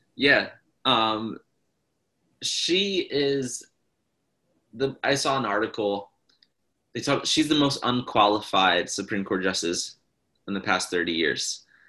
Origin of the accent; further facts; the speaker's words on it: Philadelphia, Pennsylvania, United States; I'm from Philly, and it's very much so democratic